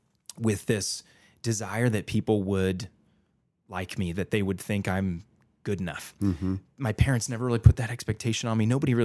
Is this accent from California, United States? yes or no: yes; San Jose, California, United States; also born or lived in Chicago; in high school, growing up in San Jose, California, across the country to Chicago with a whole new group of friends.